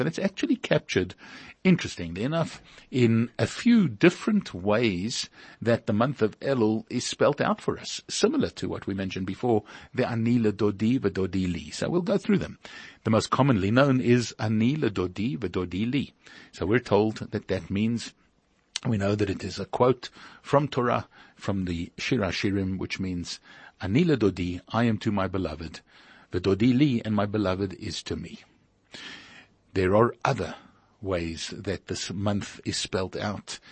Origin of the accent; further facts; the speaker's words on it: Pretoria, Gauteng, South Africa; moved away; We came from Pretoria.